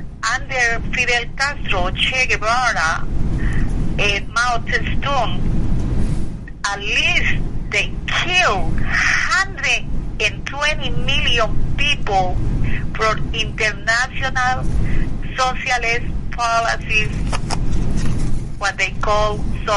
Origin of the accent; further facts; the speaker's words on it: Colombia; English is a second language; now in United States; I was from Colombia and very proud American citizen